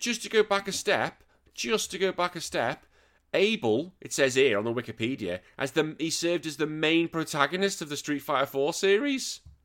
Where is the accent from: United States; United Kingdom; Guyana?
United Kingdom; now in Australia; I'm a Brit, although I do live in this country now.